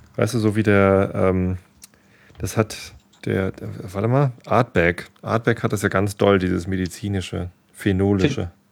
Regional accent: Northern Germany, Germany; Als Norddeutscher

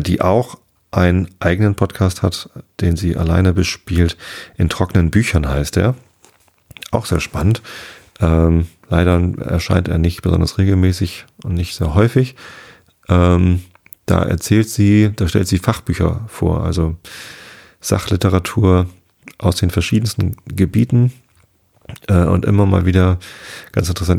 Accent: Wistedt, Lower Saxony, Germany; mein Heimatort Wistet

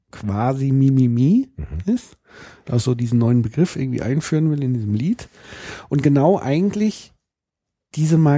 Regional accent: Hamburg, Germany; Und ich komme aber aus Hamburg.

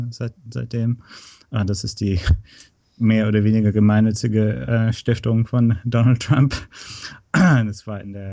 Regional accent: North Rhine-Westphalia, Germany; moved away as an adult; also born or lived in Berlin / San Francisco; now in United States; Ja, ich bin in, äh, in Nordrhein-Westfalen äh, aufgewachsen, in der Nähe von Köln im Oberbergischen Land.

